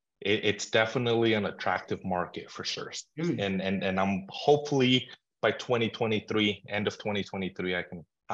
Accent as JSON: {"language": "English", "town": "Vail", "region": "Colorado", "country": "United States", "tie": "born or raised there", "said": "I was born in Colorado, small little town in Vail, Colorado."}